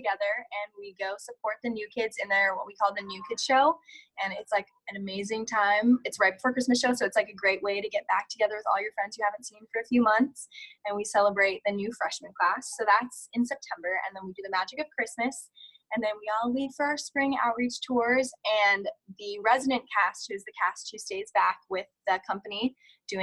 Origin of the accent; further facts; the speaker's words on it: California, United States; I grew up in California